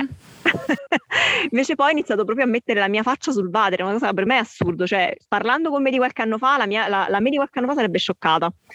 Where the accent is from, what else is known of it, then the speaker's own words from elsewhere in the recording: Abruzzo, Italy; io sono abruzzese